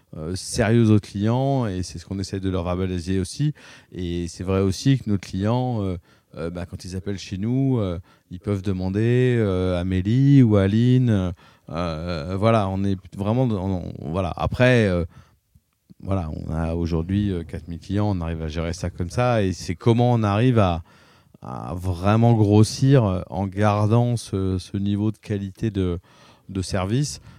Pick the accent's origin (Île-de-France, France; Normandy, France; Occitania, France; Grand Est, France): Île-de-France, France; Paris; moved away as an adult; now in La Rochelle, France; moi, je suis né à Paris dans le 15e